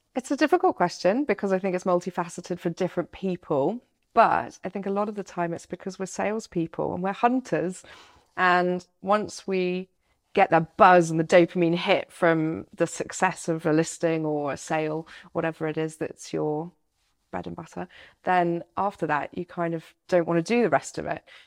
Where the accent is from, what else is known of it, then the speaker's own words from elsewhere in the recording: United Kingdom; as a Brit